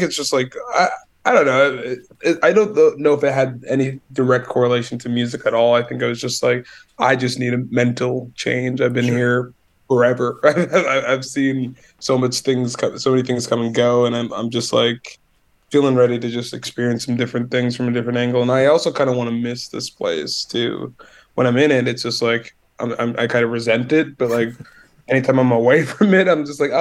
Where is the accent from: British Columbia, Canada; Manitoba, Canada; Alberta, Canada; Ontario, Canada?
Manitoba, Canada; Winnipeg; also born or lived in Montreal; I'm Winnipeg born and raised, so I've been here my whole life.